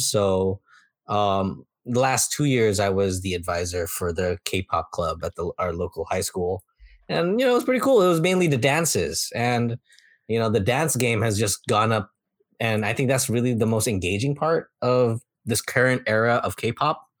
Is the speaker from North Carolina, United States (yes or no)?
no; Bay Area, California, United States; growing up in the Bay Area